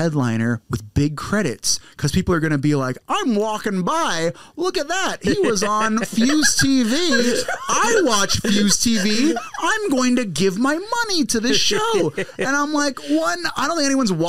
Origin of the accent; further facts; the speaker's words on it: United States; now in Los Angeles, United States; As a Filipino American